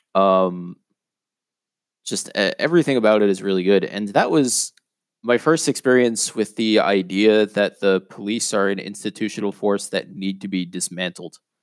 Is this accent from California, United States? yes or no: no; New York City, New York, United States; I grew up in a neighborhood called Whitestone